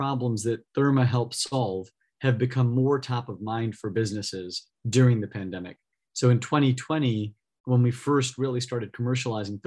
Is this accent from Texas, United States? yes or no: no; California, United States; I grew up in California a couple of hours south of here